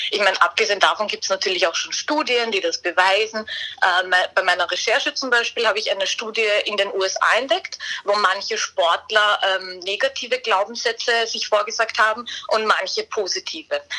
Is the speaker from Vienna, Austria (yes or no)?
yes; Vienna, Austria; ich als Wienerin kann nur sagen, das gehört auf jeden Fall dazu.